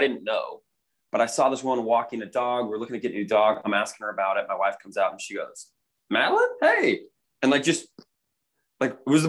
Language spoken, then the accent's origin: English; Kansas City, United States; now in Utah, United States; I grew up in Kansas City. My dad moved out there. Like, we didn't have family around.